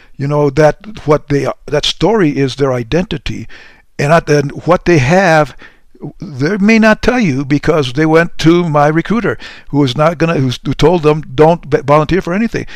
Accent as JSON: {"language": "English", "town": "Deming", "region": "New Mexico", "country": "United States", "tie": "born or raised there", "moved": "yes", "said": "my mom in a little dinky town by the name of Deming, New Mexico"}